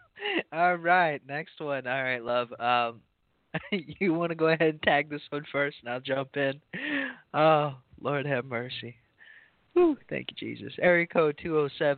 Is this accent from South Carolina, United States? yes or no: yes; South Carolina, United States; moved away; I grew up in South Carolina, and that's where I fell in love with all